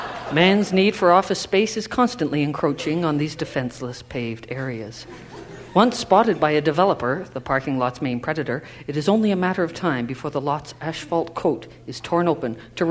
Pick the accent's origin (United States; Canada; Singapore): Canada; Bala, Ontario; Yeah, I'm headed home to Bala. I'm from Bala originally.